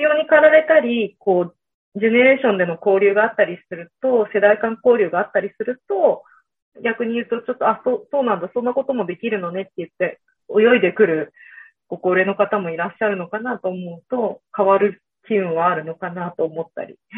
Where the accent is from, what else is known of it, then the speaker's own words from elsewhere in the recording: Ota, Gunma, Japan; moved away as an adult; 私、群馬県の太田市出身なので